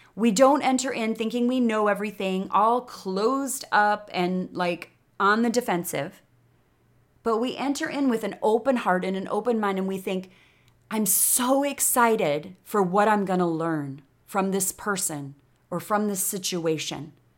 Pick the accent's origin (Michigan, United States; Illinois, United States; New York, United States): Illinois, United States; Chicago; accent: Chicago; moved away as an adult; now in Austin, United States; I was raised in Chicago